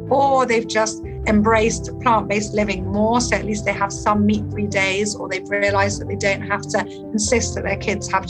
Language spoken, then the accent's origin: English; London, United Kingdom; born there; I was born in London. My father is from Lebanon, but he is originally as well half